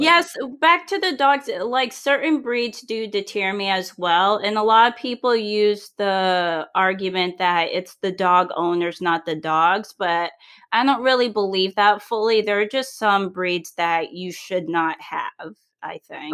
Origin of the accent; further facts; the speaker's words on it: New England, United States; I'm from New England and we eat all kinds of food